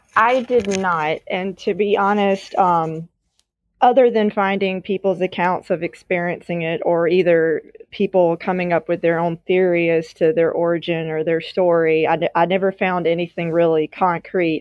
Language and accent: English; Natchez, Mississippi, United States; I was born and raised in Mississippi, where I currently still am